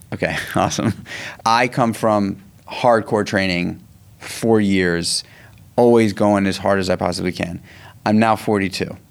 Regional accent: New York City, New York, United States; I grew up in Manhattan. I grew up in New York City

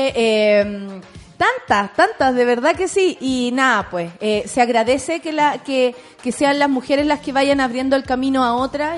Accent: Chile; como chilenos

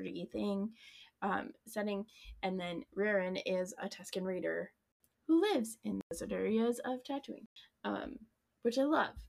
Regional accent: Colorado, United States; I grew up in Colorado

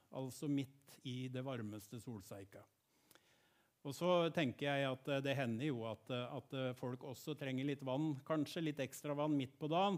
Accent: Gjerpen, Vestfold og Telemark, Norway; Jeg vokste opp i Bertel misjonskirke i Gjerpen.

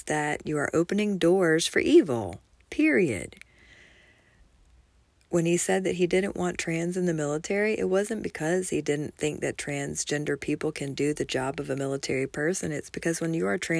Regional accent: Kennesaw, Georgia, United States; my hometown at Town Center Mall in Kennesaw, Georgia

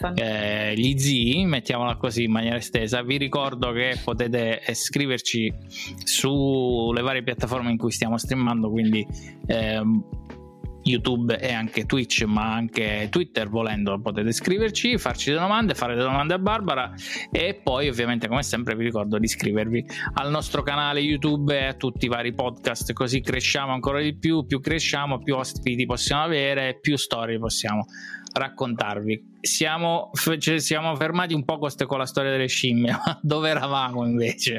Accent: Abruzzo, Italy; noi siamo abruzzesi

